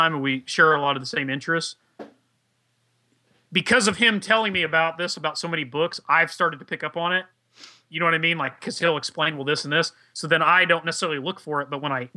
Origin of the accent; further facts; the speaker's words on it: Indiana, United States; I'm a hillbilly. I'm from Indiana